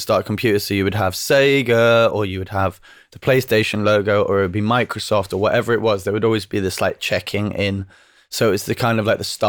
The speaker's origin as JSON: {"language": "English", "region": "England", "country": "United Kingdom", "tie": "born or raised there", "accent": "northern", "said": "when you grow up in the north"}